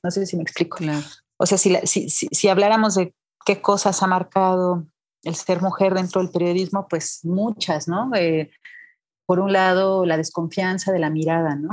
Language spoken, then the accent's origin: Spanish; Irapuato, Guanajuato, Mexico; moved away as an adult; also born or lived in Veracruz; now in Mexico City, Mexico; yo soy de Guanajuato, de Irapuato, Guanajuato